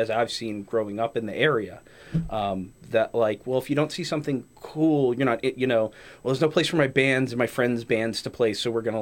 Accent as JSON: {"language": "English", "town": "Lowell", "region": "Massachusetts", "country": "United States", "tie": "born or raised there", "said": "I was born in Lowell."}